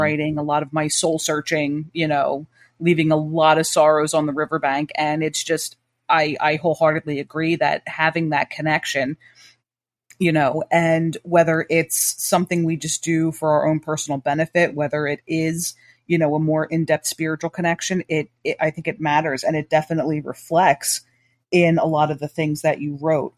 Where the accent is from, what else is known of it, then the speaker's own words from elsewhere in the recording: Trenton, New Jersey, United States; I grew up in Trenton, New Jersey